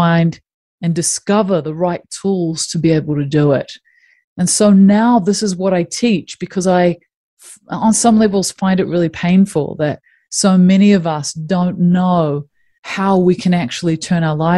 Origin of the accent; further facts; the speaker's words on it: New Zealand; I grew up in New Zealand